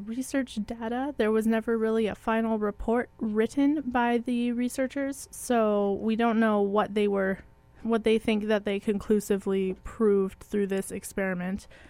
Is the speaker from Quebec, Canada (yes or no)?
no; Manitoba, Canada; we are from Manitoba